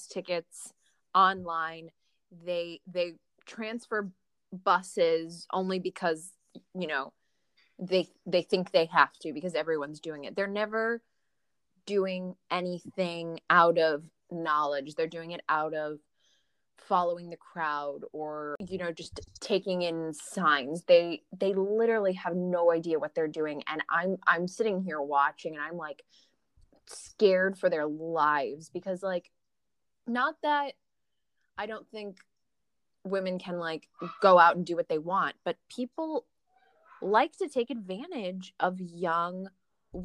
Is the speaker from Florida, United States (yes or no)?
no; Northwest Indiana, United States; I grew up in Northwest Indiana, suburbs of Chicago